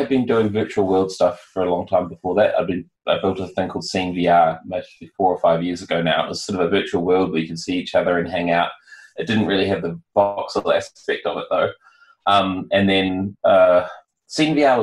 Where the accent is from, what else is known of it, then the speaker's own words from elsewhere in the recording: New Zealand; I'm from New Zealand